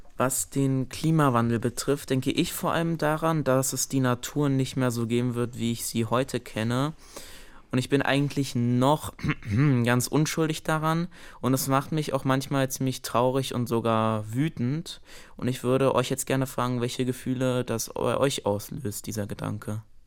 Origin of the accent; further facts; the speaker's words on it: Karlsruhe, Baden-Württemberg, Germany; Ich wurde 2008 in Karlsruhe geboren.